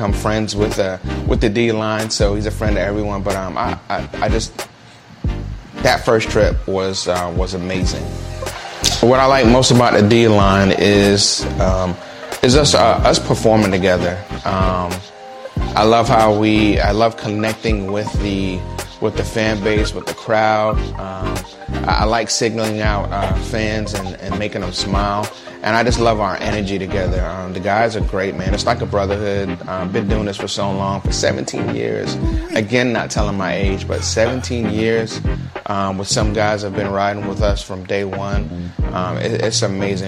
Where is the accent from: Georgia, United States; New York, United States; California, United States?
New York, United States; New York City; now in Jacksonville, United States; I'm originally from Brooklyn, New York. Now I live in Jacksonville.